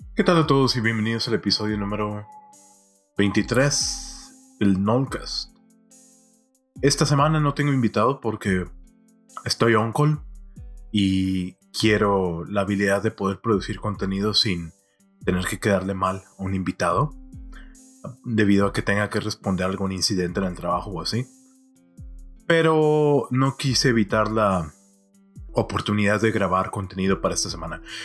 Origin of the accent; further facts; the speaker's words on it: Monterrey, Nuevo León, Mexico; creciendo en mi ciudad natal de Monterrey